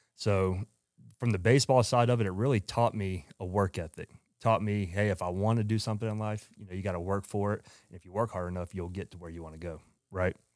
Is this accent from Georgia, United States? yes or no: yes; Georgia, United States; also born or lived in Phoenix, Arizona; moved back to Atlanta, Georgia, which I'm from Georgia